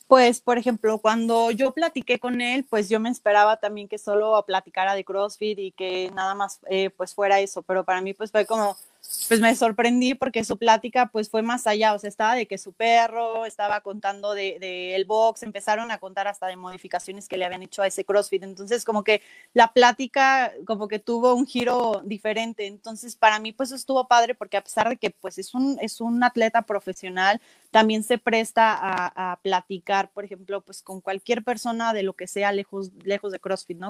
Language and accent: Spanish; Celaya, Guanajuato, Mexico; yo soy de Celaya, he estado viviendo pues toda, prácticamente toda mi vida